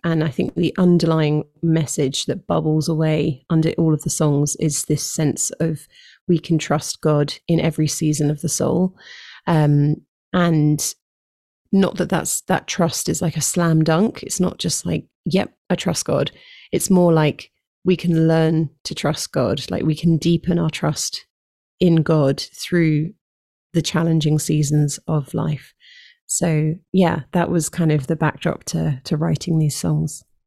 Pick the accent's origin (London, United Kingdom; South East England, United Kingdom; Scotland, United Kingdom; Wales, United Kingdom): London, United Kingdom; moved away as an adult; I've been in London my whole life